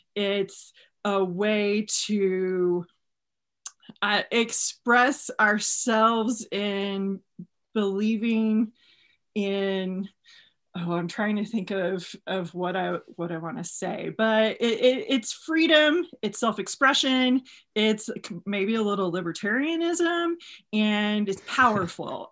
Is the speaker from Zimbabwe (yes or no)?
no; Texas, United States; I'm from Texas